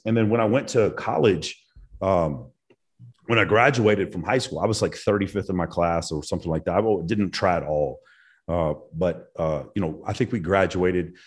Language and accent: English; Dallas, Texas, United States; growing up in Texas in the 90s